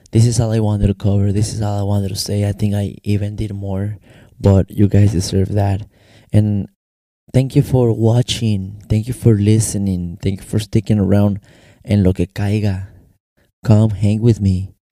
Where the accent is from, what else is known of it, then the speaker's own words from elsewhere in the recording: Mexico; accent: American; also born or lived in United States; mi acento americano, yo no lo puedo negar. ¿Por qué? Porque también crecí en los Estados Unidos y crecí en México. Ahora yo no puedo negar mi bandera. Mi bandera es mexicana porque mis papeles son mexicanos.